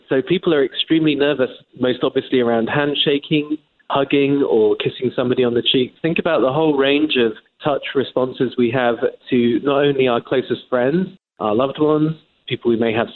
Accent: England, United Kingdom; moved away as an adult; now in United States; As an Englishman

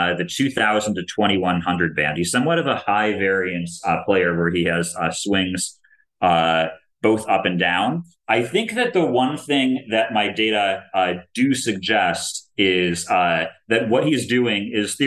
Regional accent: Maryland, United States; first chess club that I ever played at growing up in Maryland

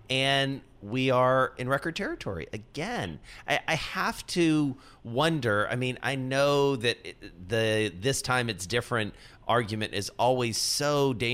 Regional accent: Cincinnati, Ohio, United States; no, no, actually, I'm from Cincinnati.

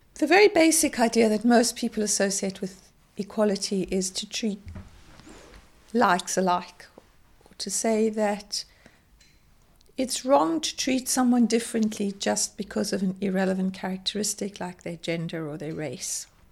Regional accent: South Africa; growing up in South Africa in the height of apartheid

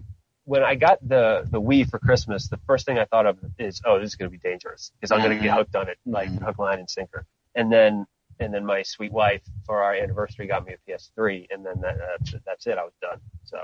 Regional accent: Philadelphia, Pennsylvania, United States; I grew up mostly in Philly

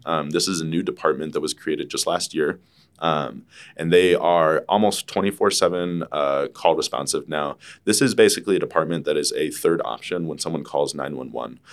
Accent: Albuquerque, New Mexico, United States; I grew up here in New Mexico, uh, went to school in Albuquerque, New Mexico

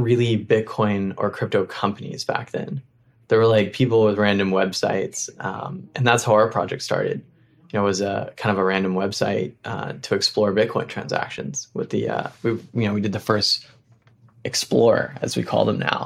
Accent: Appalachia, United States; moved away; also born or lived in Middle East / East Africa; I grew up in Appalachia, spent a lot of time in Middle East and East Africa when I was younger.

